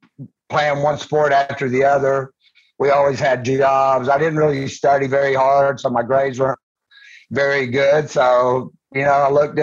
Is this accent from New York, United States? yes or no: no; Georgia, United States; I was born and raised in Georgia